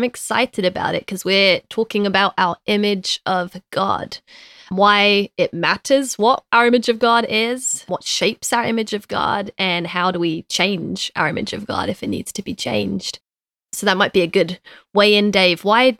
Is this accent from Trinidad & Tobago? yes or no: no; London, United Kingdom; now in United States; I am from London. Yeah, my parents think I've lost my accent a little bit, but from being in the States, but I think I'm still holding on to it.